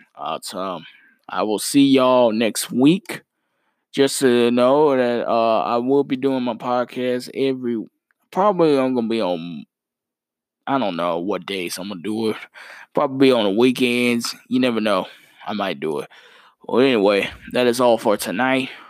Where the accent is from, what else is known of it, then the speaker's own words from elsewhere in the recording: Mount Holly, North Carolina, United States; my city of my hometown, Mount Holly, North Carolina